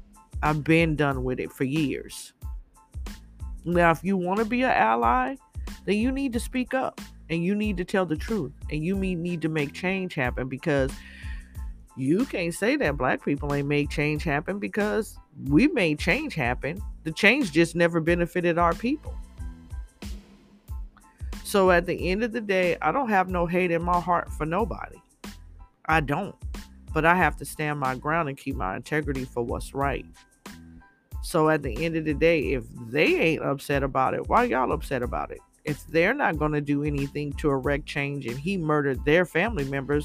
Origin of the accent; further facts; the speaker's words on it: United States; I'm an American, born and raised here